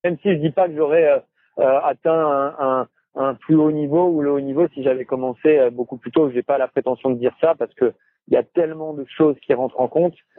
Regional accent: Cannes, Provence-Alpes-Côte d'Azur, France; De Cannes.

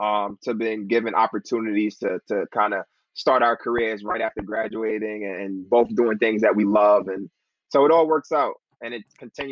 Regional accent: Uniondale, New York, United States; moved away as an adult; now in Cortland, United States; I am originally from Long Island. I went to Uniondale High School, graduated from Uniondale back in 2010. Came up to Cortland right after that, you know, fall of 2010, and never left.

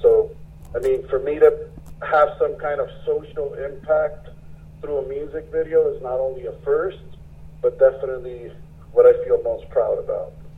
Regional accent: Puerto Rico; I am from Puerto Rico.

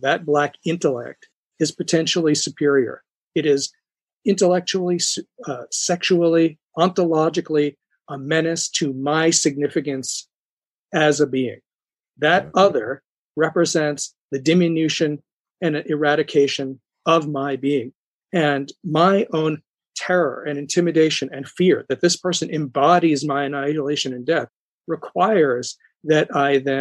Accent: New York, United States; I'm from New York

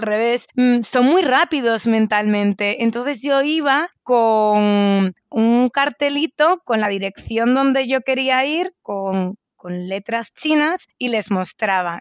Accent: Spain; como española eh, estoy muy cómoda en Latinoamérica.

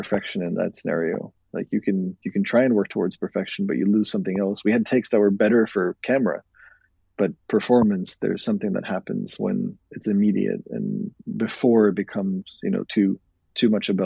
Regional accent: Norway; moved away; I was from Norway originally

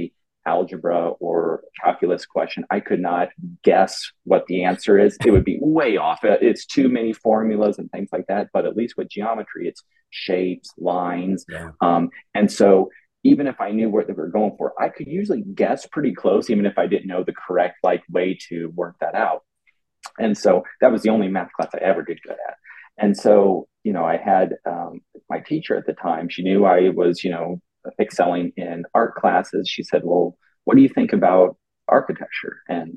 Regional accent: Mexico, Missouri, United States; now in Los Angeles, United States; I'm from the Midwest in a small town in Missouri, a town called Mexico, Missouri, believe it or not, of 11,000 people.

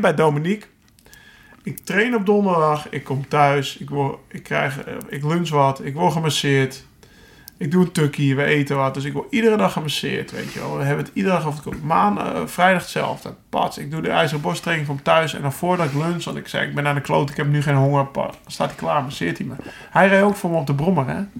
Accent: Alkmaar, North Holland, Netherlands; ik kom uit Alkmaar, Noord-Holland

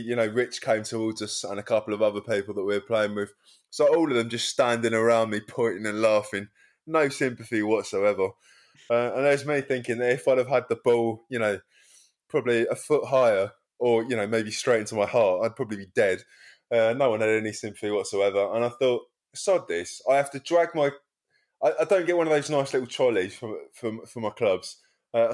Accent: Wallington, London, United Kingdom; I used to play when I was a teenager with schoolmates at Oaks Park. Like, we came from Wellington, if you know that side, if you come out of Croydon towards Sutton

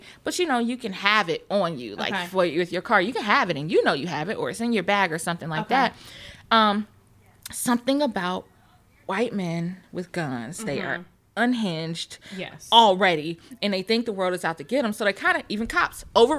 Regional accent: the South, United States; I'm from the South, girl.

